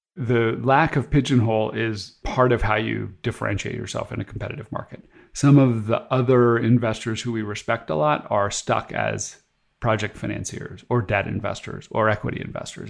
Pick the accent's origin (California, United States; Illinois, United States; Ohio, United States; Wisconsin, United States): California, United States; moved away as an adult; also born or lived in Boston; where I grew up in California